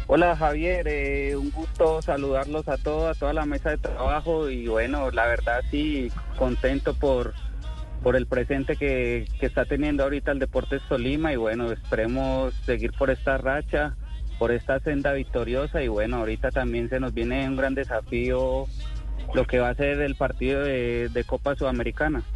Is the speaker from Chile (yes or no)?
no; Paisa region, Colombia; somos paisas